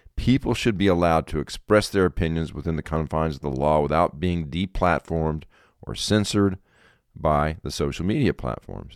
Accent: South Carolina, United States; South Carolina is my home state.

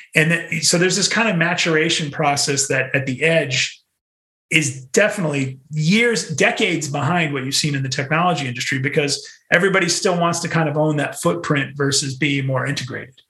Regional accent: New England, United States; moved away; also born or lived in New York City; I'm from New England

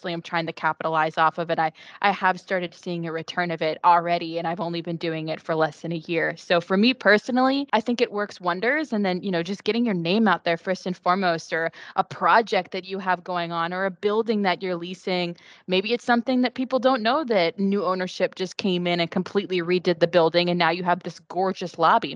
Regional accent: West Virginia, United States; moved away as an adult; now in Florida, United States; I'm not from Florida. I am from West Virginia

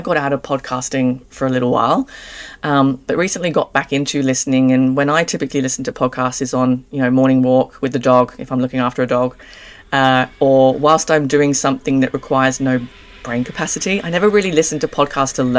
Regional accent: Jersey; now in Australia; I'm English. I'm originally from a small island called Jersey, and been in Australia again almost 10 years.

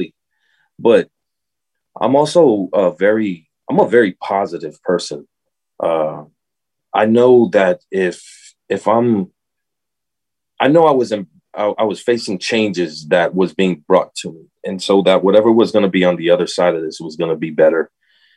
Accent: Tampa, Florida, United States; also born or lived in Miami; I went ahead and moved from Miami to Tampa, which I'm originally from Tampa

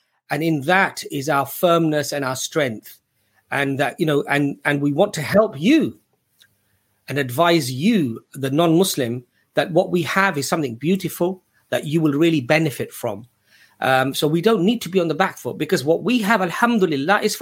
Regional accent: England, United Kingdom; growing up in England, you were often, when you were young, you felt like you were on the back foot defending your position of Islam

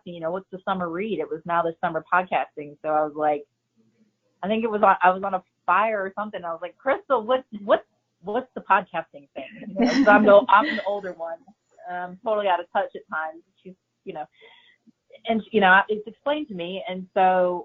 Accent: Chicago, Illinois, United States; moved away; I'm originally from Chicago

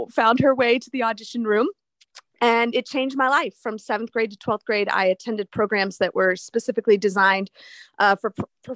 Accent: Miami, Florida, United States; moved away as an adult; now in Minnesota, United States; I am from Miami

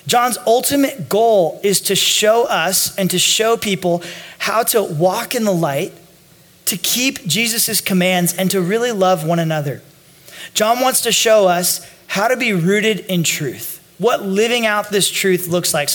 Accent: Northern California, United States; I grew up in Northern California

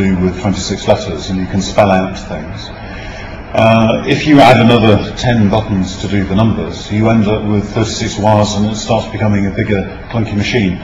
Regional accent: United Kingdom; I'm British

